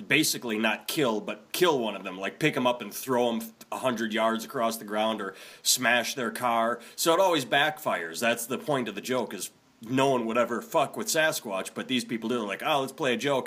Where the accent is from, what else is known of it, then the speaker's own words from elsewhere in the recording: Wisconsin, United States; I grew up in Wisconsin, so I'm used to Oconomowoc, Milwaukee, all the Native American sounding names